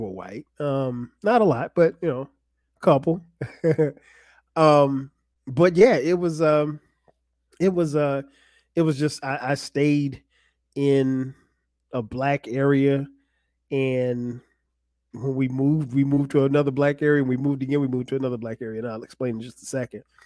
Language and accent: English; Florence, South Carolina, United States; moved away as an adult; also born or lived in New Jersey; now in Atlanta, United States; Florence, South Carolina, where I grew up.